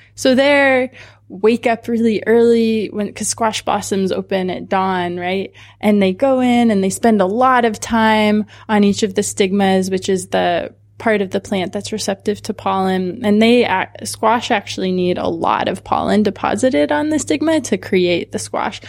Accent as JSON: {"language": "English", "region": "Southern California", "country": "United States", "tie": "born or raised there", "also_born_or_lived": "Santa Cruz", "said": "I grew up in Southern California"}